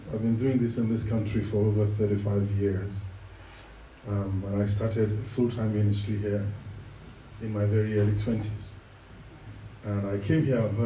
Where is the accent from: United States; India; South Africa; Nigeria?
Nigeria; Ibadan, Oyo; moved away; also born or lived in Ekiti State, Nigeria; I was born in that western region, that large city in West Africa called Ibadan.